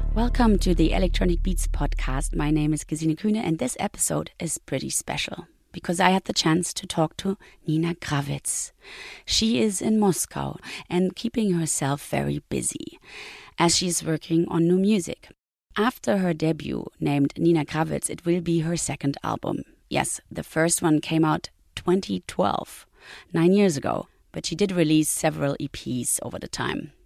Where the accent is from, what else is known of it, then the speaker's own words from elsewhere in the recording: Berlin, Germany; also born or lived in GDR; we left the GDR. We we went in '84 before the wall came down.